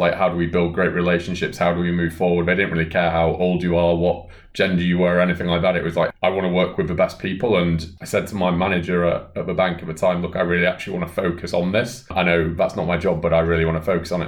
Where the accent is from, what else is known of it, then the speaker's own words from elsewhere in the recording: Bolton, North West England, United Kingdom; my hometown of Bolton